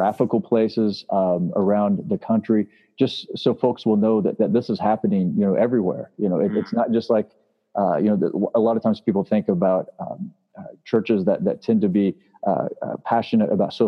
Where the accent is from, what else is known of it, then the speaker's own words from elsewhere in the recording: Springfield, Missouri, United States; Springfield, which is my hometown